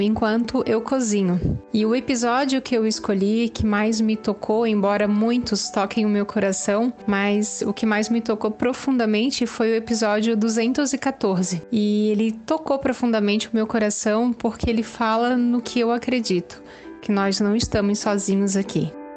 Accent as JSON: {"language": "Portuguese", "town": "Florianópolis", "region": "Santa Catarina", "country": "Brazil", "said": "sou de Florianópolis"}